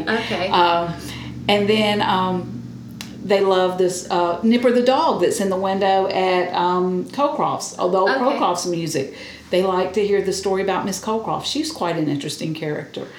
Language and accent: English; Cairo, Georgia, United States; also born or lived in Thomasville, Georgia; I'm from Cairo, but I uh, taught here, like I said, all 30 years of my teaching career